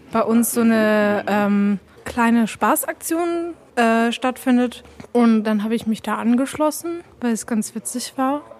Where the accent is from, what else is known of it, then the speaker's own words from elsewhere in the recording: Tübingen, Baden-Württemberg, Germany; ich komme aus Tübingen